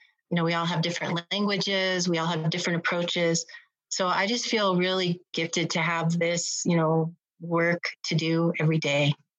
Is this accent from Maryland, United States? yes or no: no; Shawnee, Oklahoma, United States; now in Albuquerque, United States; I'm a member of the Citizen Potawatomi Nation, originally from Shawnee, Oklahoma. I've made Albuquerque my home